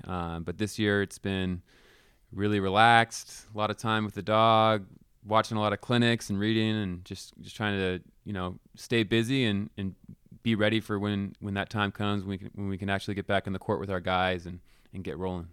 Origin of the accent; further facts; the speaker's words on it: Palo Alto, California, United States; now in Cheney, United States; I grew up in Palo Alto, uh, actually on Stanford campus